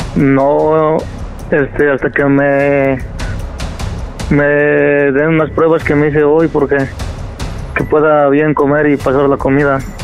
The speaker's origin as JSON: {"language": "Spanish", "region": "State of Mexico", "country": "Mexico", "moved": "yes", "lives_now": "Campbell, United States", "said": "somos del Estado de México"}